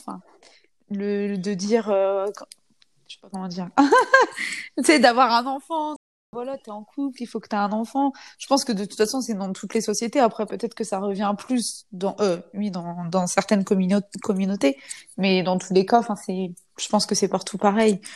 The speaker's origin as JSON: {"language": "French", "country": "France", "said": "je suis une française, non musulmane, je suis reconvertie"}